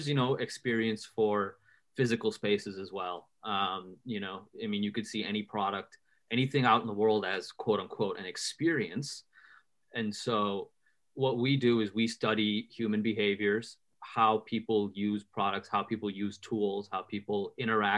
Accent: Chicago, Illinois, United States; also born or lived in India; I was born in Chicago, born and raised, still here.

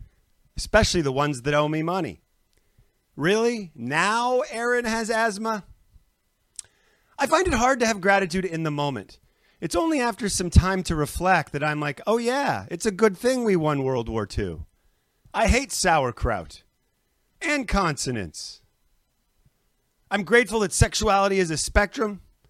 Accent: Canada; moved away; I'm Canadian

